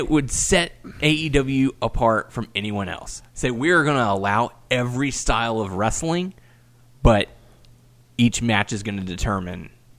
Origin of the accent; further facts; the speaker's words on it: Texas, United States; Just because I'm Texan.